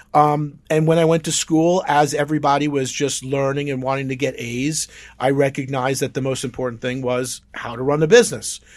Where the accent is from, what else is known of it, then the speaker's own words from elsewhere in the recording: Oceanside, New York, United States; I grew up in Oceanside, Long Island